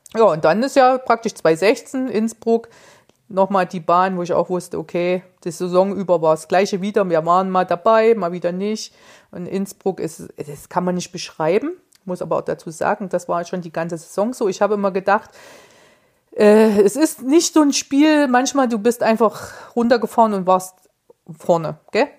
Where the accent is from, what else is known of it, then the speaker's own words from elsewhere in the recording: Erfurt, Thuringia, Germany; als Erfurter